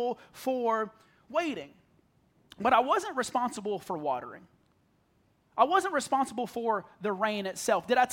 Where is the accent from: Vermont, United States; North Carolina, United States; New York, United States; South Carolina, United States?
South Carolina, United States; I grew up in the middle of nowhere, South Carolina